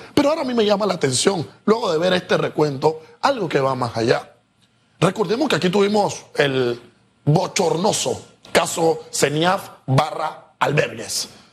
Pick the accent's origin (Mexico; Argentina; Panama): Panama; como panameños